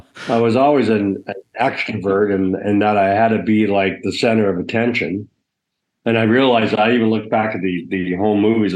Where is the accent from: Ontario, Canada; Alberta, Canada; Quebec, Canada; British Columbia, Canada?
Ontario, Canada; I went to a Catholic separate school, and it was in Hessen, Ontario.